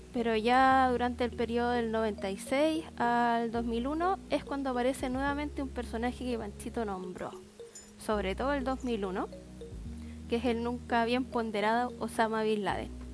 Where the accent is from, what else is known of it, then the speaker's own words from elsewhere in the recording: Chile; now in Santiago, Chile; aquí yo un poquito lejos de la capital